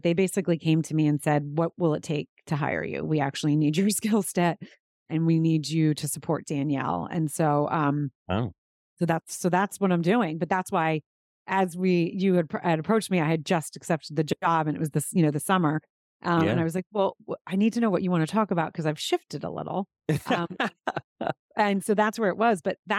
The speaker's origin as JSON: {"language": "English", "region": "Pennsylvania", "country": "United States", "tie": "born or raised there", "said": "I grew up outside of Philadelphia."}